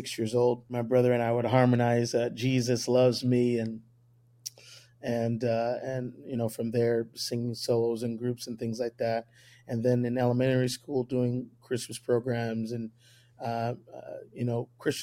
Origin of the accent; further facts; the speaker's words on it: Indianapolis, Indiana, United States; also born or lived in Madison, Wisconsin; now in Columbus, United States; My dad's a full-time evangelist for the United Pentecostal Church. He's been evangelizing close to 32, 33 years, something like that. For when he initially decided to settle down, we settled down as a family in Indianapolis, Indiana. I grew up at Calvary Tabernacle